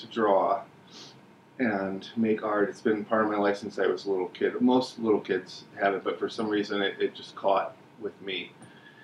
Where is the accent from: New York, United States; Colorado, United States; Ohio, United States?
New York, United States; Hudson Valley; moved away; I grew up in the Hudson Valley